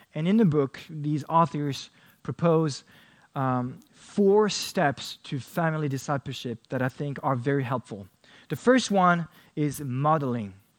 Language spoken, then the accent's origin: English; France; I only grew up with one sibling and uh, my father in France